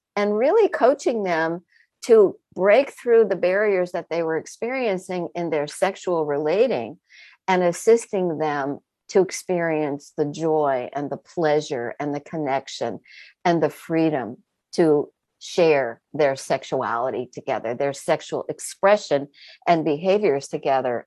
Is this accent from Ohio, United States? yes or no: no; Vermont, United States; also born or lived in New York City area; I was born outside of New York City, uh, so extremely urban origins, and then grew up in a very rural environment in the state of Vermont